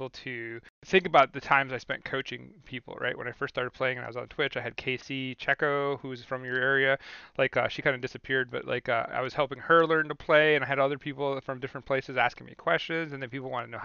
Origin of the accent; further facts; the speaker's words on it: Syracuse, New York, United States; also born or lived in Manlius, New York; I'm from Syracuse, New York